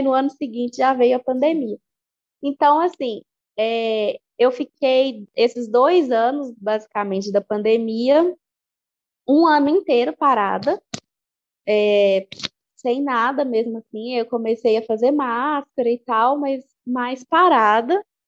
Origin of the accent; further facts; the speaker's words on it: Igarapé, Minas Gerais, Brazil; now in Belo Horizonte, Brazil; eu sou de Igarapé, mas eu estudei, me formei aqui em Belo Horizonte.